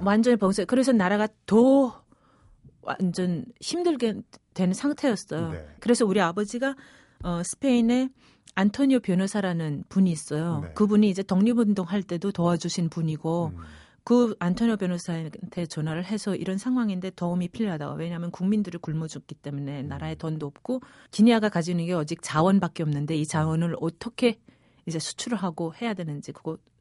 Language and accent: Korean; Pyongyang, North Korea; accent: Seoul-influenced, Kaesong-like; moved away as an adult; also born or lived in Equatorial Guinea / Seoul; 태어나기는 거기서 태어났지만 자라기는 평양, 그러니까 한반도의 북쪽 평양에서 자랐어요